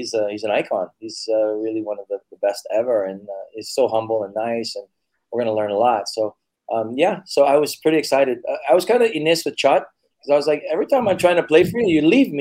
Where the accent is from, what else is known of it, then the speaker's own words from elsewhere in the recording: United States; moved away as an adult; now in Philippines; I'm American. Americans say soccer, not football